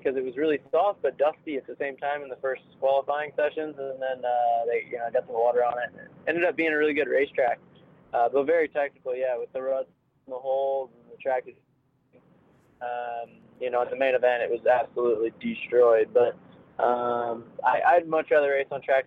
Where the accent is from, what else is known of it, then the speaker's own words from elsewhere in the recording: St. Louis, Missouri, United States; I'm from St. Louis, Missouri, so it's actually kind of in the middle